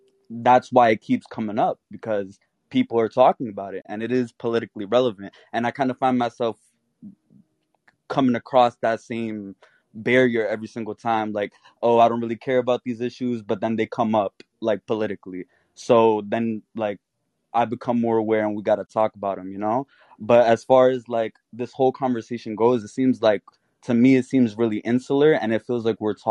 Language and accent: English; New York, United States; I'm from New York